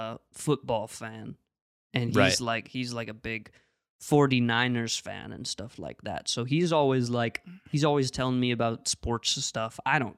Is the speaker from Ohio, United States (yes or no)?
yes; Ohio, United States; but I'm from Ohio.